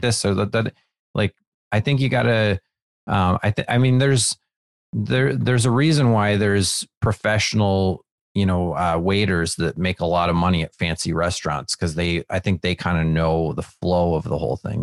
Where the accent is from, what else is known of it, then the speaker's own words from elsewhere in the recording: Wisconsin, United States; now in Los Angeles, United States; when I was growing up in Wisconsin